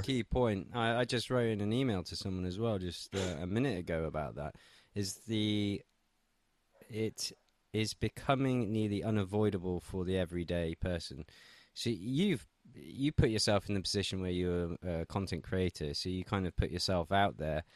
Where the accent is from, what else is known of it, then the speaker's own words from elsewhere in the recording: England, United Kingdom; now in Russia; I'm an Englishman living in Russia